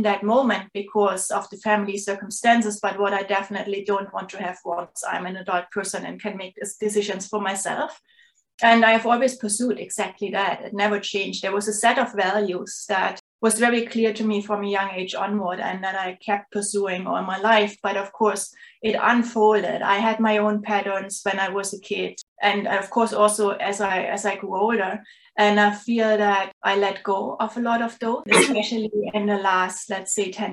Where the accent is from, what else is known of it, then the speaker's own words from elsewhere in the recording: Leipzig, Saxony, Germany; moved away as an adult; now in St. John's, Canada; I'm originally from Germany. So that's where everything started. I was born in Leipzig, which is a city in the eastern part of Germany, south of Berlin